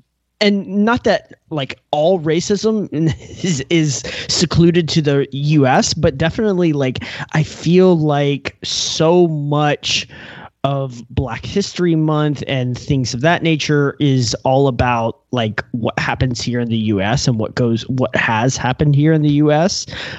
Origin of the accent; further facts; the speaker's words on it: United States; I guess as an American, I'm very used to the depiction of racism in America